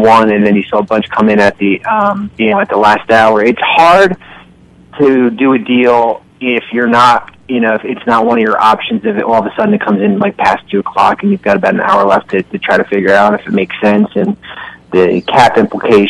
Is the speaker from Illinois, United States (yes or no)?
no; Northern New Jersey, United States; I am from Northern New Jersey